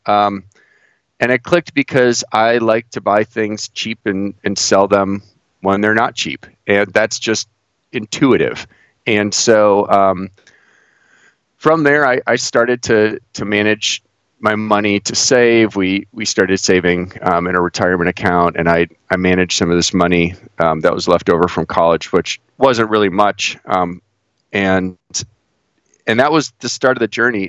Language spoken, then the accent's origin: English; Cleveland, Ohio, United States; moved away as an adult; now in Pittsburgh, United States; I grew up in the Midwest. I grew up uh, right outside Cleveland